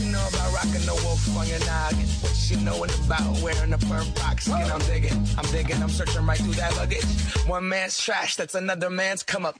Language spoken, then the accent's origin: English; Argentina; now in United States; when I came from Argentina, I had this moment in which I knew I was coming to the U.S.